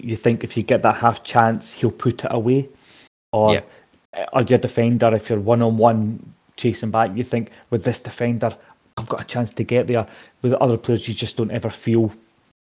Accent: Scotland, United Kingdom; as a Scotsman

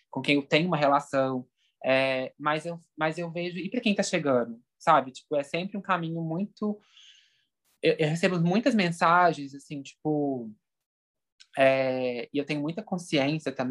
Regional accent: Minas Gerais, Brazil; É, eu nunca vou esquecer, por exemplo, né, como mineiro, assim, né?

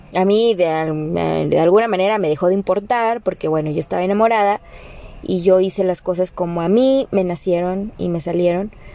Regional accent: Mexico; en nuestro país, o sea, aquí en México

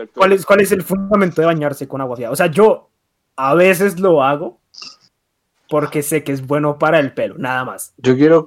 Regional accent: Bogotá, Bogotá Capital District, Colombia; aquí en Bogotá, aquí en Bogotá

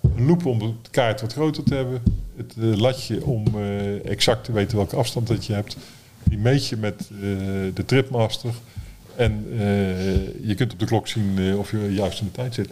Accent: Breda, North Brabant, Netherlands; moved away; toen wij in Breda woonden

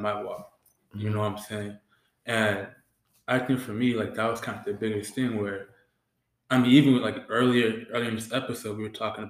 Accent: Boston, Massachusetts, United States; I grew up in Boston.

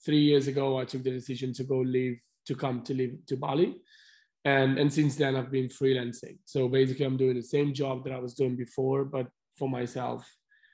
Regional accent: Milan, Lombardy, Italy; moved away as an adult; I'm from Italy. I'm from Milan.

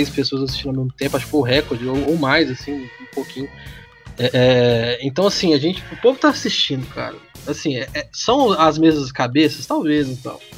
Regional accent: Minas Gerais, Brazil; O sotaque aqui é muito bom pra, pra, pra xingar

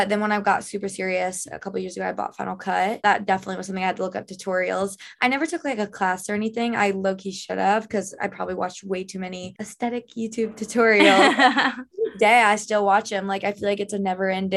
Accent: Canton, Georgia, United States; also born or lived in South Carolina; I'm originally from Atlanta, Georgia. Well, it's like 20 minutes, 30 outside of Atlanta.

